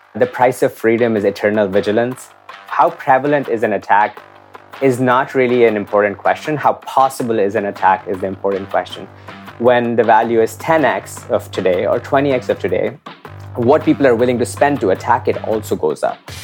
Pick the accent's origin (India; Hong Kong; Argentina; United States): India; I grew up in India in the nineties